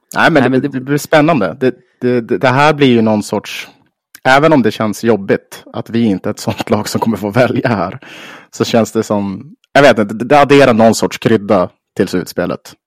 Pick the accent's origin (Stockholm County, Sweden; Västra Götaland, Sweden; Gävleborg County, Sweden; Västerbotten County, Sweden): Västerbotten County, Sweden; Umeå; på Marieberg och Mariehem där jag är uppvuxen.